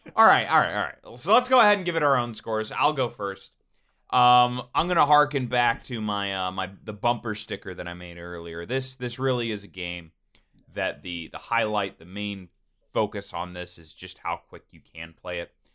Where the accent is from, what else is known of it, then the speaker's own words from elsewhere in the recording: Georgia, United States; when we were growing up in Georgia